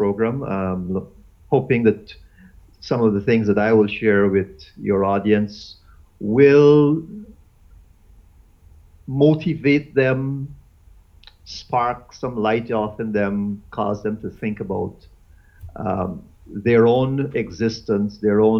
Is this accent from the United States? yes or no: no; Guyana; moved away as an adult; also born or lived in Eastern Caribbean; now in St. Lucia; I'm originally from Guyana. I'm a Guyanese by birth, and I left Guyana almost 20 years now, and I've been living in the Eastern Caribbean.